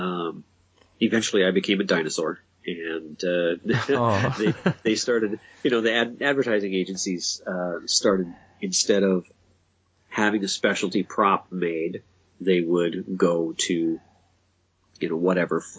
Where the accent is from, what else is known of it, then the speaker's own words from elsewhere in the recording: Minneapolis, Minnesota, United States; I'm actually from Minneapolis